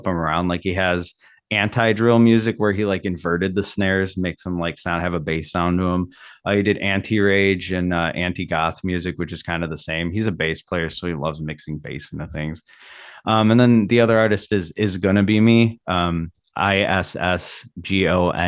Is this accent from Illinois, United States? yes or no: yes; Illinois, United States; now in Milwaukee, United States; I'm from Illinois initially